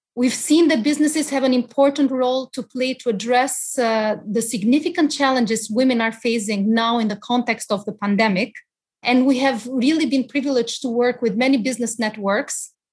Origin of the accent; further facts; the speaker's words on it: Albania; moved away; my personal experiences growing up in Albania